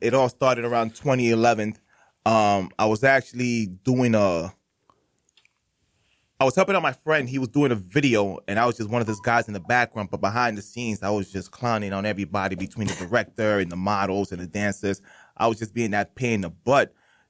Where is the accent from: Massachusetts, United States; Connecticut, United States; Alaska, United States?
Massachusetts, United States; Lawrence; now in Boston, United States; I'm originally from Lawrence, Massachusetts, mostly ran by Dominicans, Puerto Ricans. It used to be a 50-50, but now mainly Dominicans. I'm probably like rare Cubans that you see around there.